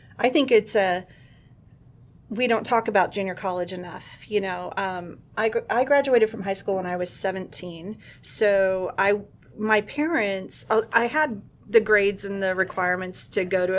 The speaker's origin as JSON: {"language": "English", "town": "El Centro", "region": "California", "country": "United States", "tie": "born or raised there", "also_born_or_lived": "Montana", "moved": "as an adult", "said": "I actually grew up in the Imperial Valley and in El Centro, California, which is right next to Mexicali."}